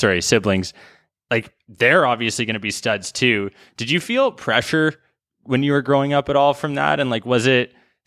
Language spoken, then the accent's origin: English; White Rock, British Columbia, Canada; now in Toronto, Canada; my hometown, White Rock, South Surrey.